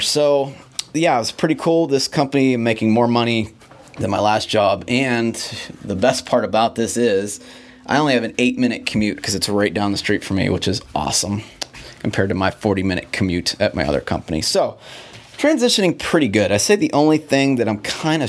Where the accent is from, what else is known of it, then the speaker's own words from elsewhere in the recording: Pittsburgh, Pennsylvania, United States; my hometown of Pittsburgh, Pennsylvania